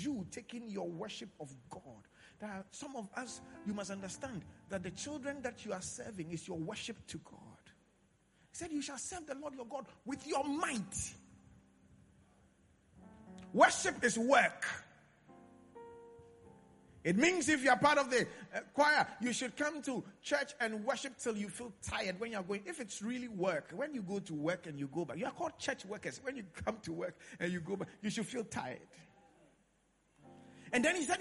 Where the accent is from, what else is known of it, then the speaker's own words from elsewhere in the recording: Accra, Greater Accra, Ghana; I grew up in Accra Central.